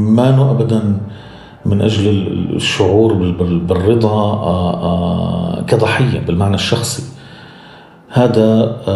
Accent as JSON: {"language": "Arabic", "country": "Syria", "moved": "as an adult", "lives_now": "Berlin, Germany", "said": "مستقبلنا كسوريين"}